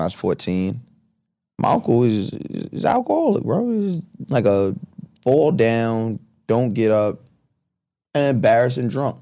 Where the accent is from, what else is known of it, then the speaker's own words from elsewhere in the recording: Long Island, New York, United States; growing up on Long Island, after my mom and my dad married